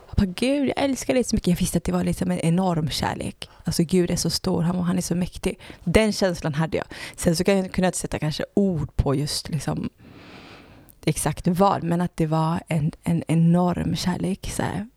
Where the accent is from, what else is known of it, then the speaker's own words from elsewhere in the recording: Gothenburg, Västra Götaland, Sweden; jag föddes i Göteborg